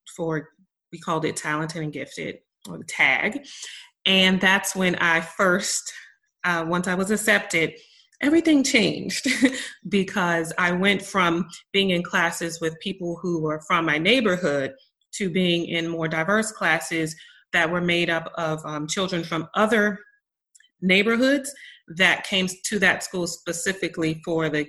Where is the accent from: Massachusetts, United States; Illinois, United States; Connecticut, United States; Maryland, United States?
Maryland, United States; now in Texas, United States; originally I am from Maryland, and which is a really small state, and right outside of Washington, D.C. And the county that I'm from is like, there's a large Black population